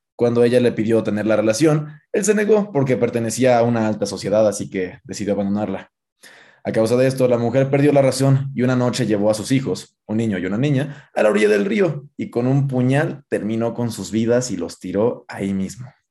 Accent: Guanajuato, Mexico; yo que soy de Guanajuato, a mí me inculcaron este, con las partes de las momias de Guanajuato

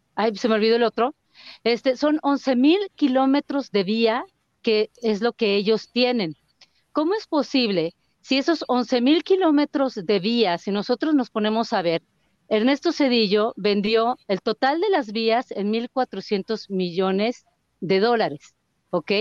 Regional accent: Mexico; el Estado somos los mexicanos

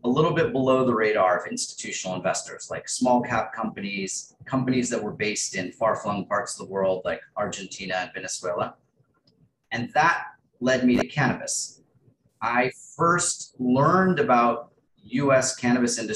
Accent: Texas, United States; also born or lived in Spain; I grew up in Texas

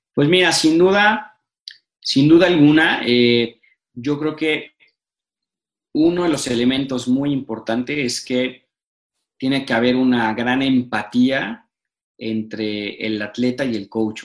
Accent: Mexico

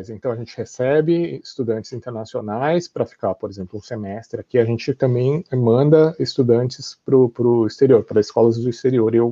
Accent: São Paulo, Brazil; Uh, cresci no Brasil, em São Paulo, e então eu falava assim, nossa, mas o que será que um, um garoto do Japão faz

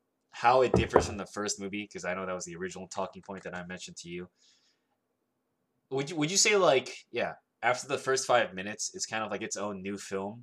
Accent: the South, United States; I'm from the South

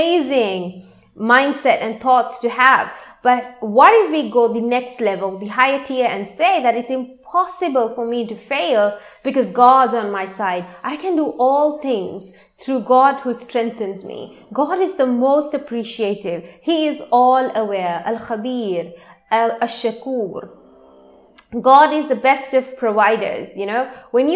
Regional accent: Sri Lanka; I am from Sri Lanka

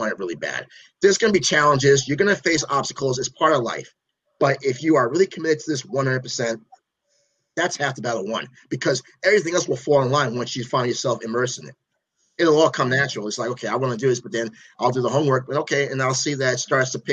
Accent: New Jersey, United States; I'm from the Garden State, I was born and raised, like I said, in Jersey

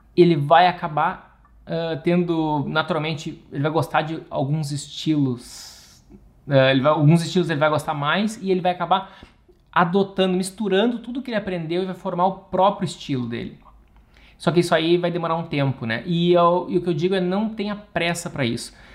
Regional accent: Rio Grande do Sul, Brazil; moved away as an adult; also born or lived in Italy / England; sou arquiteto, sou gaúcho

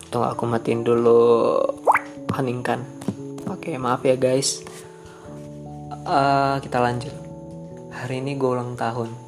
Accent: Pekanbaru, Riau, Indonesia; born there; Gue lahir di Pekanbaru tanggal 2 April

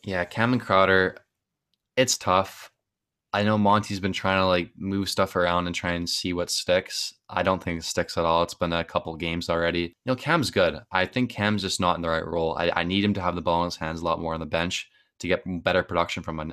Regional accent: Canada; I'm from Canada

